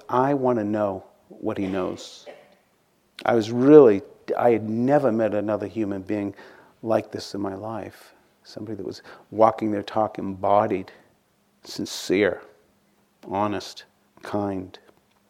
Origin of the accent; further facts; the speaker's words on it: outside of Boston, Massachusetts, United States; Growing up outside of Boston